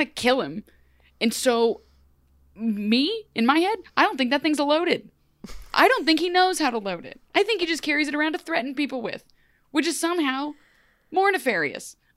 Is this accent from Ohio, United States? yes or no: yes; Ohio, United States; I'm from Ohio